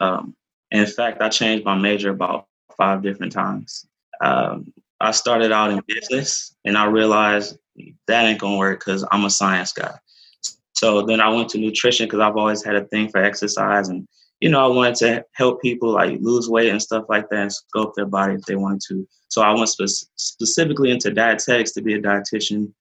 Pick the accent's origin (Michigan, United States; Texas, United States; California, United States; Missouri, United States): Michigan, United States; Detroit; I'm from Detroit, Michigan.